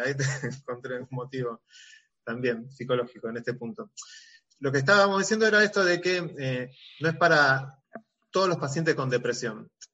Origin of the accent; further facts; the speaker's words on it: Rosario, Santa Fe, Argentina; yo soy de Rosario